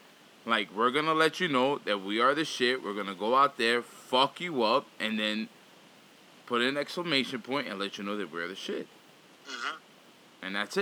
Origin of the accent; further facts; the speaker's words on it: New York City, New York, United States; also born or lived in Sunnyside, Queens; I'm in Sunnyside, but I'm from Flushing, Queens.